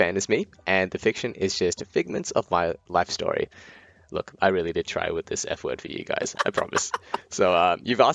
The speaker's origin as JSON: {"language": "English", "town": "Brisbane", "region": "Queensland", "country": "Australia", "tie": "born or raised there", "also_born_or_lived": "India", "said": "I am coming to you all the way from Australia, specifically the sunny city of Brisbane, where I've lived nearly all my life"}